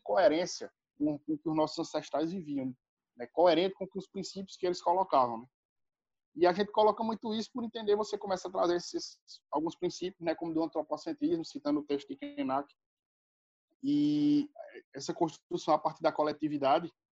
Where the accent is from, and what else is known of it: Brazil